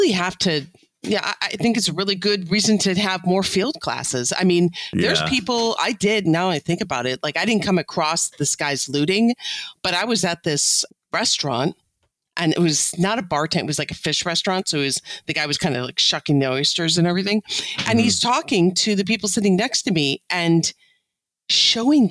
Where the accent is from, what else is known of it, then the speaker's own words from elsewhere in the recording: Illinois, United States; I'm from Illinois